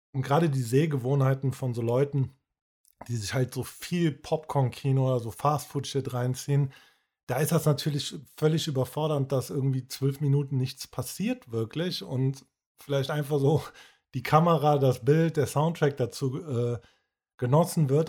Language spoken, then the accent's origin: German; Cologne, North Rhine-Westphalia, Germany; wir hier als Kölner